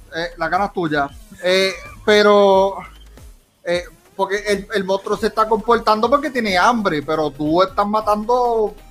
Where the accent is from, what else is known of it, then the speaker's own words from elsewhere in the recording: Puerto Rico; nosotros somos puertorriqueños